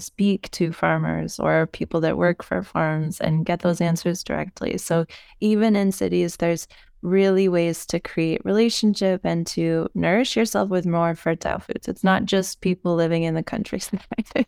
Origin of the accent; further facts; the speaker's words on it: United States; moved away as an adult; now in Europe; as an American, and, um, being American, but living in Europe for the last decade of my life